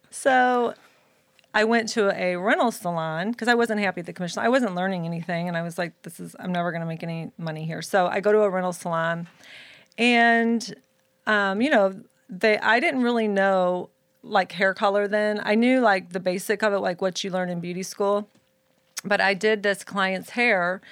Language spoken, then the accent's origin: English; Florissant, Missouri, United States; I was born and raised in Saint Louis, Missouri, in a city called Florissant, Missouri